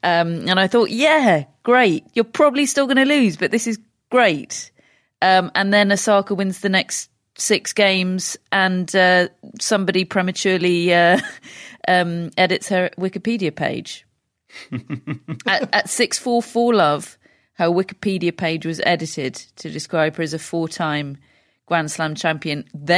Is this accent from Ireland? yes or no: no; United Kingdom; I'm British.